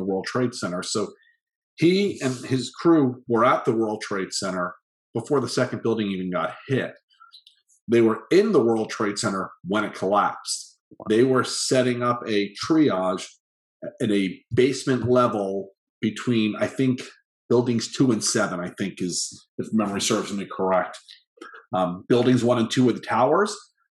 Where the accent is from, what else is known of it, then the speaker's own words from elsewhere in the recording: Long Island, New York, United States; moved away; also born or lived in Parkland, Florida; I had the totally perfectly normal childhood growing up on Long Island